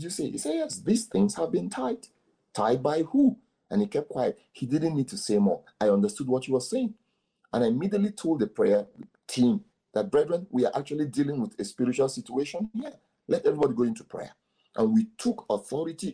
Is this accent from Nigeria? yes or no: yes; Igbo, southeastern Nigeria, Nigeria; I am from the Igbo extract in Nigeria, from the southeastern part of Nigeria